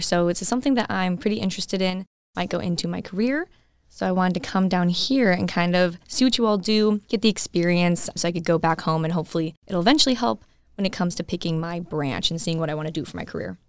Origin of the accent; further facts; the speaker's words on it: Colorado, United States; I'm from Colorado and I still go to school